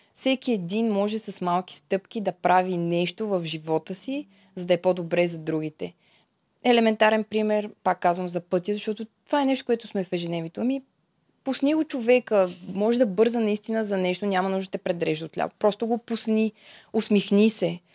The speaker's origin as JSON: {"language": "Bulgarian", "country": "Bulgaria", "also_born_or_lived": "Czech Republic", "said": "съм от България"}